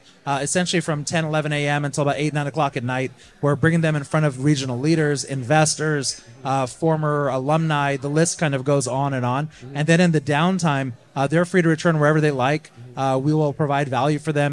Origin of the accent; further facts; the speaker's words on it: California, United States; now in Tampa Bay, United States; I'm from California originally